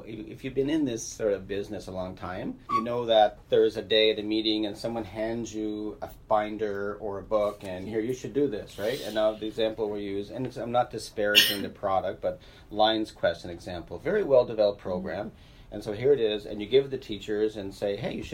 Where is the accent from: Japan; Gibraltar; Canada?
Canada; Nova Scotia; now in Manitoba, Canada; I grew up in Nova Scotia